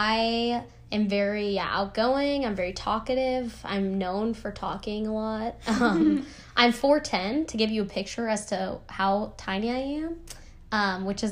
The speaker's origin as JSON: {"language": "English", "region": "New Mexico", "country": "United States", "moved": "yes", "said": "I'm from New Mexico"}